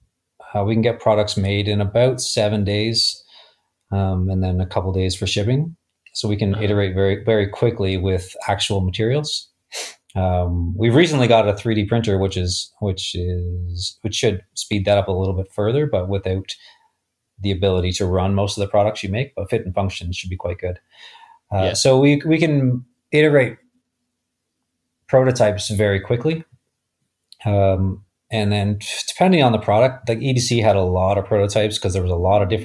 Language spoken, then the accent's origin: English; Canada; I'm from Canada